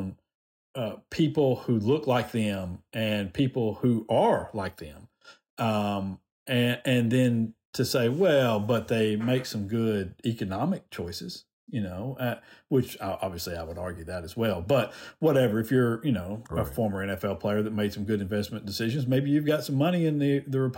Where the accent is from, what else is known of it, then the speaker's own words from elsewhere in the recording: Decatur, Alabama, United States; I grew up in Decatur, know a lot of people from Decatur still